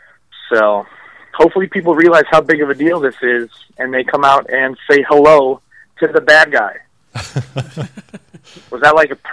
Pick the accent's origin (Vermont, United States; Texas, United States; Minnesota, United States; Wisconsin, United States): Minnesota, United States; Minneapolis; I'm from Minneapolis. I broke in Minnesota.